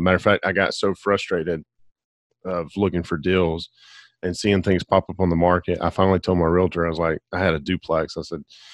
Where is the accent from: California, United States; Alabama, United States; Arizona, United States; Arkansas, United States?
Alabama, United States; now in Pensacola, United States; born and raised in Alabama